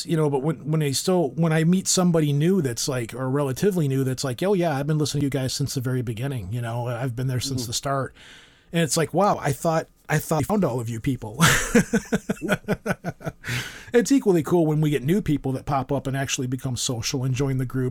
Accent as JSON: {"language": "English", "country": "United States", "said": "I'm American"}